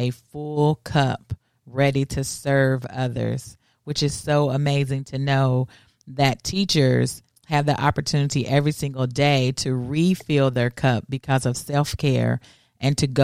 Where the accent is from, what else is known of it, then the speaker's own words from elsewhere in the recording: Danville, Kentucky, United States; a native of my hometown where I grew up, Danville, Kentucky